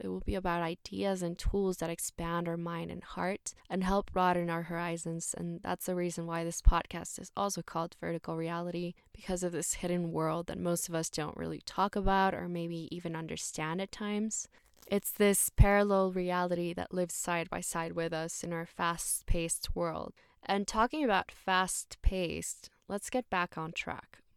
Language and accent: English; Mexico City, Mexico; also born or lived in Vietnam / Thailand / Australia; I'm from Mexico City, born and raised here.